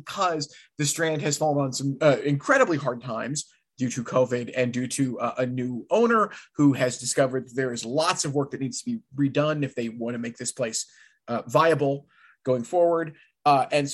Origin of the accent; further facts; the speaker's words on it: Caro, Michigan, United States; So the small town I grew up in is Caro, Michigan, the hub of the thumb, the county seat of Tuscola County.